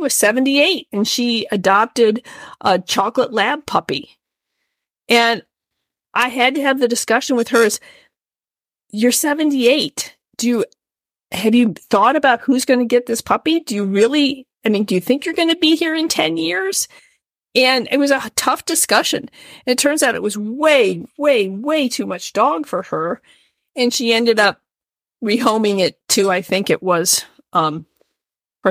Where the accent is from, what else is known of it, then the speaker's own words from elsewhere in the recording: Midwest, United States; moved away; I am a Midwesterner sort